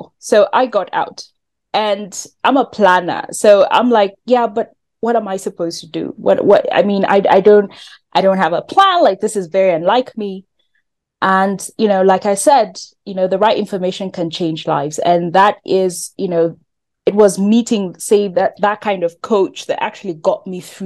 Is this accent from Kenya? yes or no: yes; Kenya; I'm from Kenya